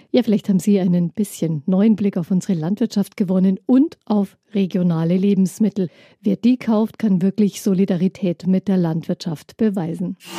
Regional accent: Upper Bavaria, Germany; Speziell bei uns in Oberbayern vor allem gibt es ja viel Milchwirtschaft

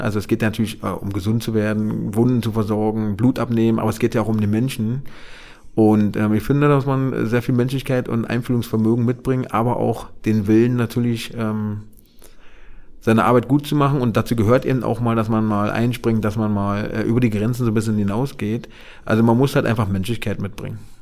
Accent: Berlin, Germany; ich bin ja in Marzahn-Hellersdorf groß geworden

